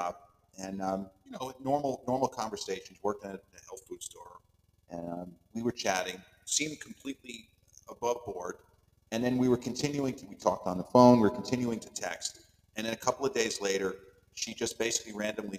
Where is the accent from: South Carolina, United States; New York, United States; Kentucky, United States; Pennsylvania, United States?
New York, United States; Long Island; accent: Long Island; my Long Island accent, which sometimes doesn't come across as strong as others